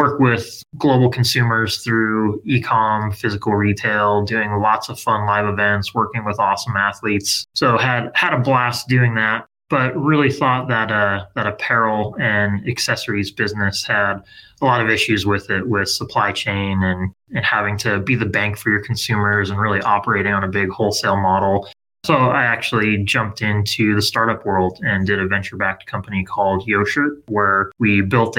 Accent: Southern California, United States; Born and raised in Southern California, 80s baby. So grew up skateboarding and surfing here

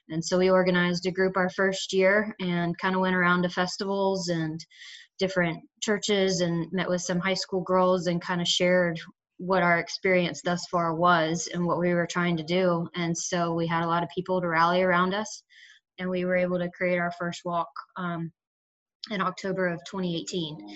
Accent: Atlanta, Georgia, United States; I'm an Atlanta native

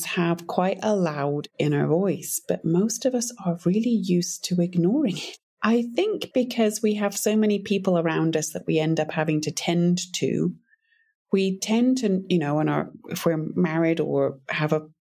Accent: United Kingdom; moved away as an adult; also born or lived in Africa / Montana; I'm originally British

